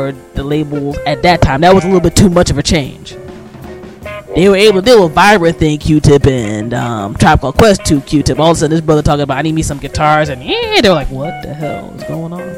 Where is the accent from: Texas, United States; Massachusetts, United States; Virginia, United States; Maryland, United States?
Maryland, United States; my home state of Maryland